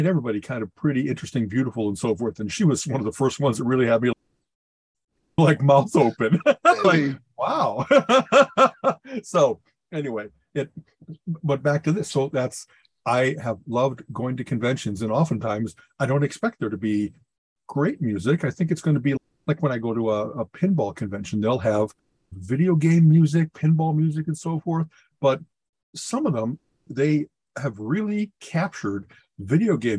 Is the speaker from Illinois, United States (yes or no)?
yes; Chicago, Illinois, United States; I grew up in Chicago